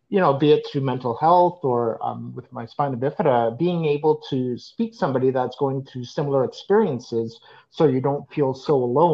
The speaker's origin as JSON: {"language": "English", "country": "Canada", "tie": "born or raised there", "said": "I was born here."}